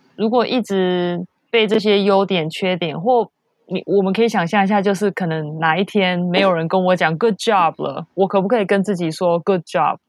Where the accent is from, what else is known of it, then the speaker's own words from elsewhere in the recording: Taiwan; moved away; 因为我是台湾长大的，我是台湾体制长大的